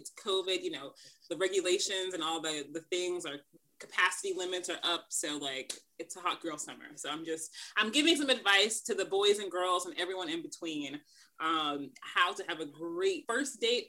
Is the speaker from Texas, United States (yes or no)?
no; Kansas City, Missouri, United States; moved away as an adult; also born or lived in New York; I'm born and raised in Kansas City. So that's something important to know about me. I will be living in New York by the time this probably airs, but I'm from Kansas City. I've been enjoying Kansas City for the last 9 months because of COVID